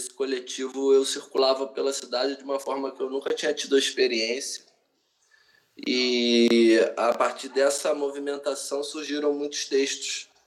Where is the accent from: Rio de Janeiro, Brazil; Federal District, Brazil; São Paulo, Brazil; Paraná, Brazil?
Rio de Janeiro, Brazil; born there; eu tenho 33 anos, Nasci na Tijuca, moro no Grajaú.